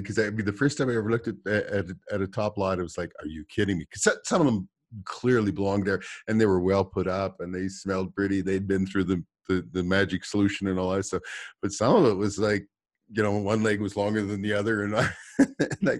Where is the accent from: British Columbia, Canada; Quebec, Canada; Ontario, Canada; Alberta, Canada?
Alberta, Canada; I'm from Alberta